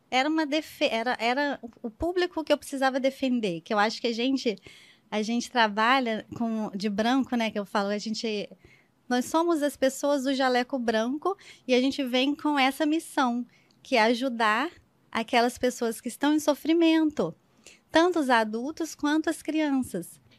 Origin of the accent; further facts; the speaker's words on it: Minas Gerais, Brazil; also born or lived in Petrópolis / Rio de Janeiro / São Paulo; Mas eu digo que eu sou do mundo, na verdade, porque eu venho de Minas, mas fui morar em Petrópolis e depois Rio de Janeiro, depois São Paulo.